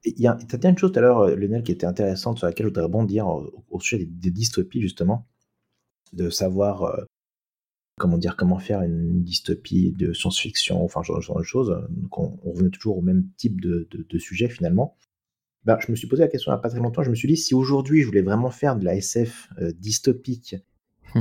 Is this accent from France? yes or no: yes; France; on est français